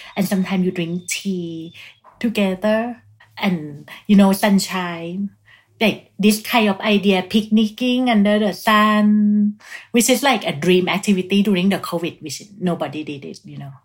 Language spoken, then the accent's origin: English; Thailand; moved away as an adult; also born or lived in Bangkok; now in Paris, France; my home country, Thailand